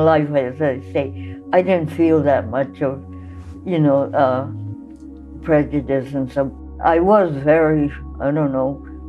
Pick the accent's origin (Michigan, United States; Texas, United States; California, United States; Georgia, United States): California, United States; San Pedro; growing up in San Pedro